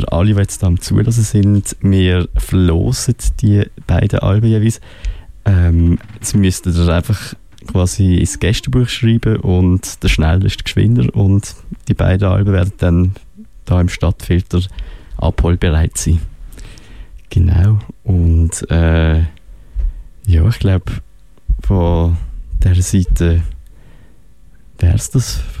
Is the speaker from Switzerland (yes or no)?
yes; Fribourg, Switzerland; Ja, jetzt, ah, genau, wir sind ja aus Freiburg.